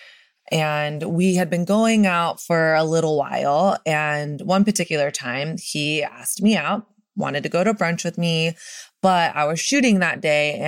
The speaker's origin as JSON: {"language": "English", "region": "the South", "country": "United States", "said": "I'm from the South and I learned from Southern culture"}